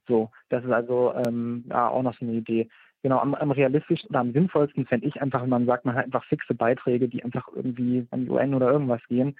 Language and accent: German; Germany; bei uns in Deutschland